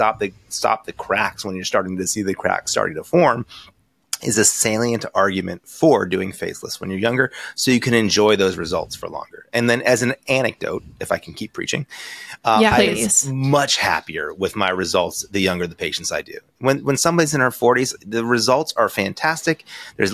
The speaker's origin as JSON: {"language": "English", "region": "Connecticut", "country": "United States", "also_born_or_lived": "New York / Boston / Baltimore", "moved": "as an adult", "lives_now": "Newport Beach, United States", "said": "I'm an East Coast guy. You kind of went through my credentials before. I'm from Connecticut"}